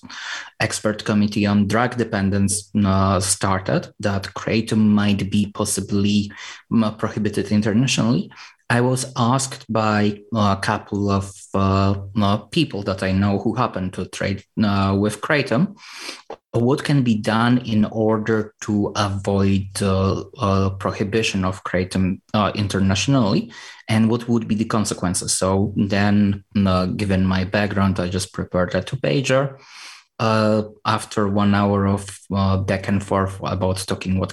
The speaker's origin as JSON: {"language": "English", "town": "Warsaw", "region": "Masovian Voivodeship", "country": "Poland", "tie": "born or raised there", "moved": "as an adult", "lives_now": "Netherlands", "said": "I was born and raised in Warsaw. I moved to Netherlands about 10 years ago."}